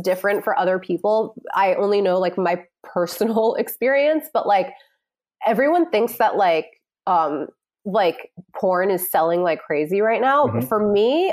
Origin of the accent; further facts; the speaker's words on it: New York City, New York, United States; I grew up in New York City